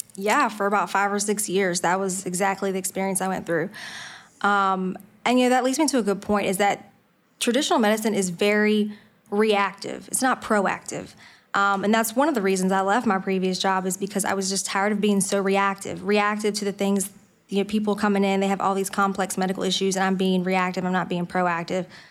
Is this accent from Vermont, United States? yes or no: no; Franklin County, Virginia, United States; also born or lived in Harrisonburg, Virginia / Winchester, Virginia; So I grew up in, um, a little rural town in Franklin County, Virginia. So that's where I was born and raised